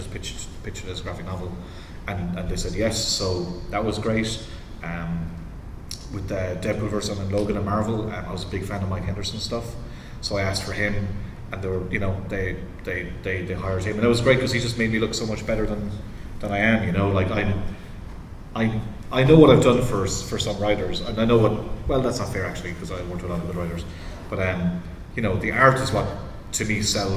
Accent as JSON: {"language": "English", "country": "Ireland", "tie": "born or raised there", "said": "where I grew up in Ireland"}